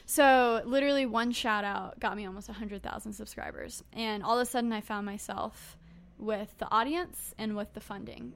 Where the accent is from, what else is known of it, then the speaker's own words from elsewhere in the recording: United States; I was born in the United States